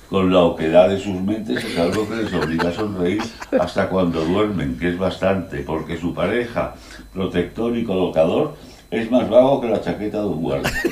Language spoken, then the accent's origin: Spanish; Madrid, Community of Madrid, Spain; born there; Nací en el Sanatorio de San Francisco de Asís de Madrid